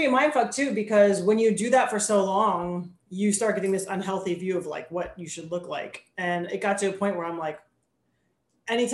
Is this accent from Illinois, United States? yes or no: no; Tampa, Florida, United States; I'm born and raised in Tampa, which is like super rare